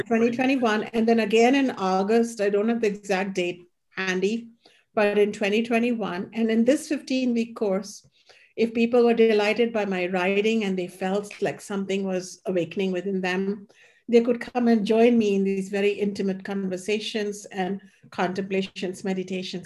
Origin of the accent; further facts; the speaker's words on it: India; moved away; growing up in India